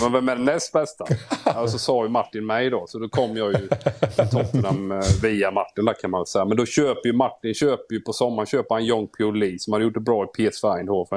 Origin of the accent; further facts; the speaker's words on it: Småland, Sweden; jag är ju smålänning